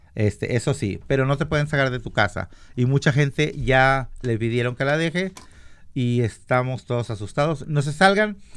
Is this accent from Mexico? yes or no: yes; Mexico; now in Washington, United States; yo soy mexicano